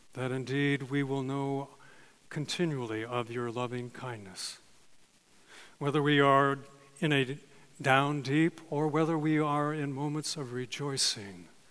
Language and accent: English; California, United States; I was born and raised in California